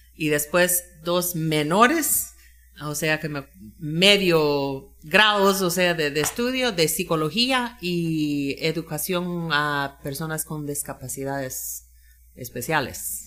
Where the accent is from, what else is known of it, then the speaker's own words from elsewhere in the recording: Florida, United States; Spanish is a second language; moved away as an adult; also born or lived in Georgia, United States; now in Monjas, Guatemala; Yo nací en Florida, Florida de los Estados Unidos y ahí vivía la mayoría de mi vida